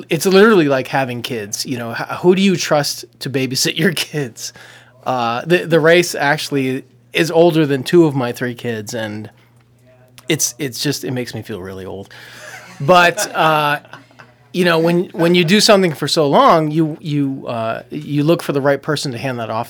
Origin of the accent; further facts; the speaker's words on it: New England, United States; the brief history is that uh, I am a transplant from New England